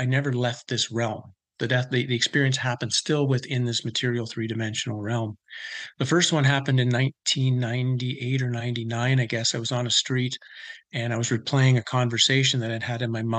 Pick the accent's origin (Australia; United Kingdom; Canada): Canada; I grew up in Canada